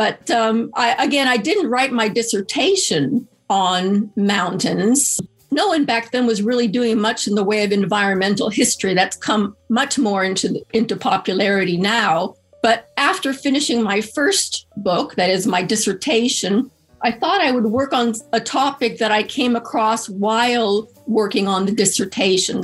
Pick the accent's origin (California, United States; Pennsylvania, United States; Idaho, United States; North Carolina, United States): California, United States; Southern; also born or lived in Poland; now in Natick, United States; I grew up in Southern California in the land of beaches and palm trees